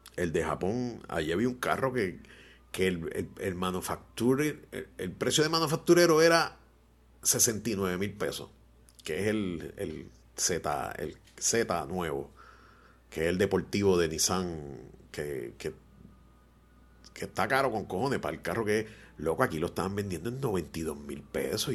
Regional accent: Puerto Rico; como todo boricua inteligente

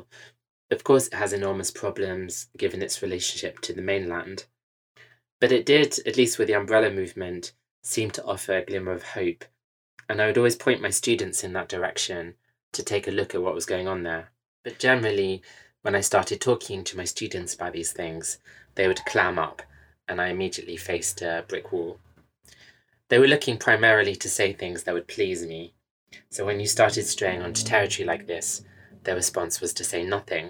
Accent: United Kingdom; also born or lived in California / France / Singapore; as a Westerner, I am British

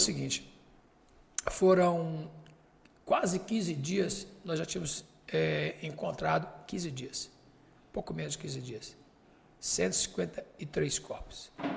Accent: Fortaleza, Ceará, Brazil; moved away; also born or lived in Barbacena / Manaus; Eu sou do Nordeste, eu fui criado em Fortaleza, beira da praia

